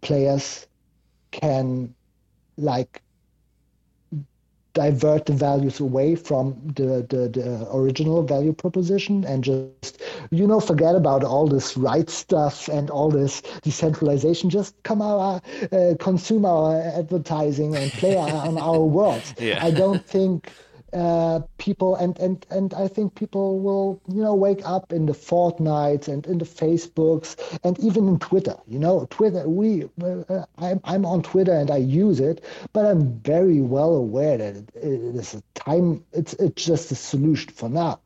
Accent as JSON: {"language": "English", "country": "Germany", "said": "I'm from Germany"}